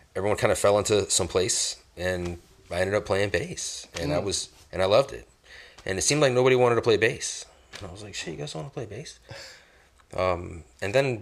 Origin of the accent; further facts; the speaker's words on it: Goose Creek, South Carolina, United States; I grew up in Boulder Bluff